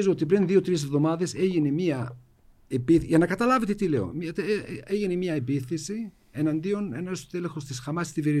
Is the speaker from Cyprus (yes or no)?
no; Jenin, West Bank, Palestine; τι γίνεται στη δυτική όχθη, στην Τζινίν, εγώ είμαι από την Τζινίν.